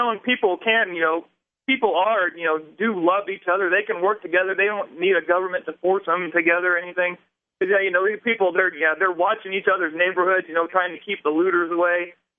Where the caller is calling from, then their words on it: Indiana, United States; I'm in Indiana.